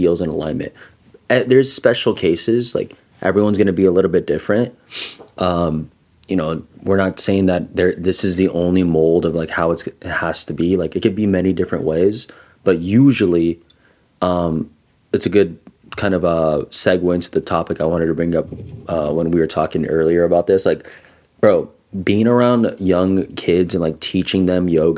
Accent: Los Angeles, California, United States; growing up in East LA and like seeing a lot of it, like a lot of gang violence

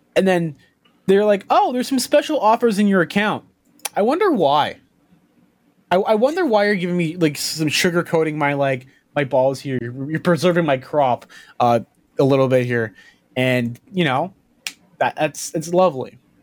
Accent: Canada; also born or lived in Toronto; being Canadian

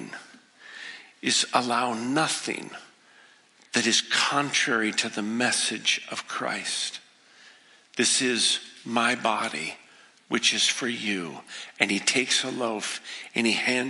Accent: the West, United States; also born or lived in Boston; I didn't grow up in the East. I grew up in the West

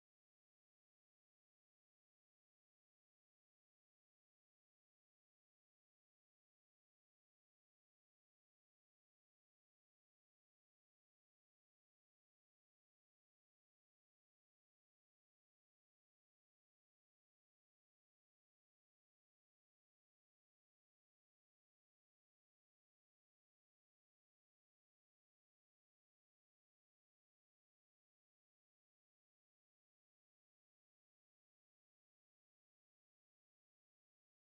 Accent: Germany; moved away; I grew up in Germany

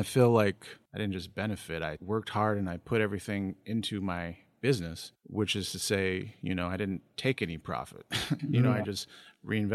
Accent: Sacramento, California, United States; I've been in Sacramento my whole life.

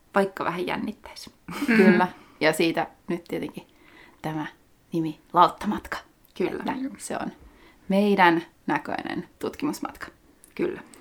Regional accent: Lahti, Päijät-Häme, Finland; moved away as an adult; also born or lived in Vienna, Austria / Birmingham, United Kingdom; nyt sitten paluumuuttajana takaisin Lahdessa ko- alkuperäisessä kotikaupungissani

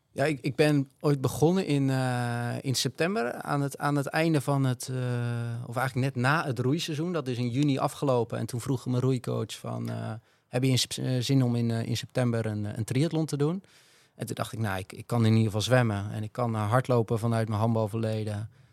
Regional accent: Netherlands; wij als Nederlanders

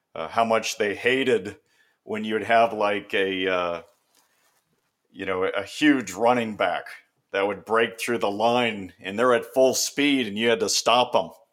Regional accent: Bay Area, California, United States; I grew up in the Bay Area, you know, forty-niners and Raiders.

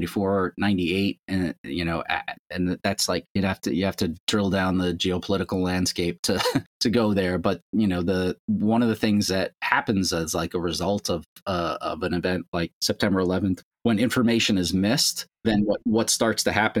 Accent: Long Island, New York, United States; I grew up on Long Island, was born there.

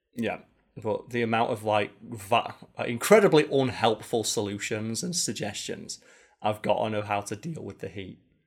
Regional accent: United Kingdom; as a Brit or a European

